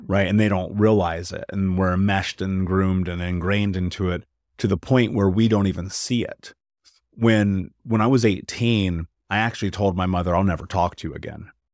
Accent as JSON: {"language": "English", "country": "United States", "tie": "born or raised there", "said": "I grew up in America"}